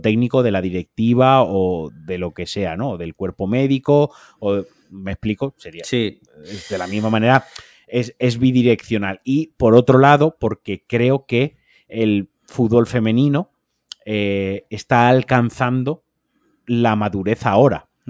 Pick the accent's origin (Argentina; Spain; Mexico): Spain; Valencia, Valencian Community; now in Málaga, Spain; yo siendo valenciano, de Soca y eh, habiendo nacido en Valencia y habiendo sido paellero en Valencia.